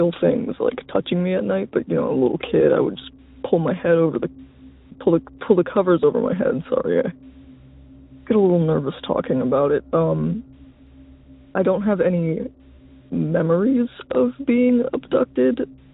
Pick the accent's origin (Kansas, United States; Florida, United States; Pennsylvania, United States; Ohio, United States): Ohio, United States; I'm from Ohio